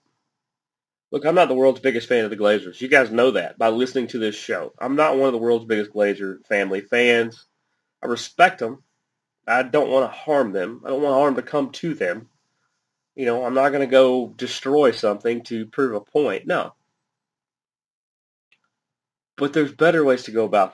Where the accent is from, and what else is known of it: United States